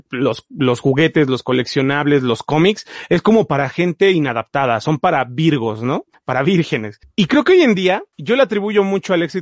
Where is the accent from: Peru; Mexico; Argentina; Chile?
Mexico; Puebla; cada mes tenía que ir a Ciudad de Puebla y comprar, que era una hora de mi pueblo, y comprar su fascículo mensual.